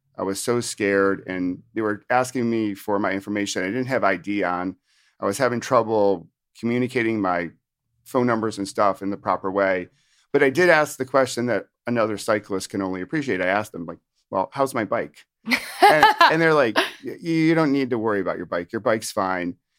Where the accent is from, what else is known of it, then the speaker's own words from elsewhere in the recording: upstate New York, United States; moved away as an adult; also born or lived in Virginia / Washington, D.C.; now in New Jersey, United States; I'm from New Jersey, but actually f, from originally upstate New York.